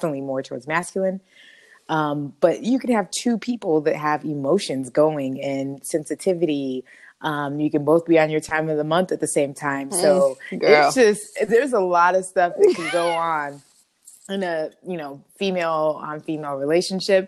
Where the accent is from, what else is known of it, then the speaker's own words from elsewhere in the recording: Oxnard, California, United States; also born or lived in Los Angeles area, California; I'm originally from Oxnard, California, and I currently reside in the LA area